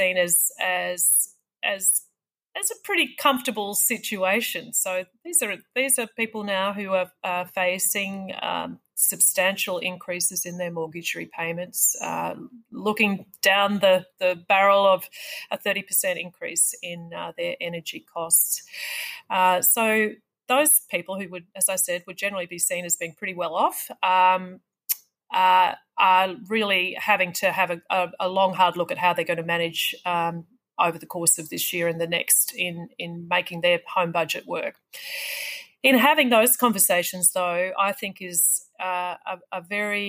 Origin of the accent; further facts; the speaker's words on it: Wangaratta, Victoria, Australia; my hometown of Wangaratta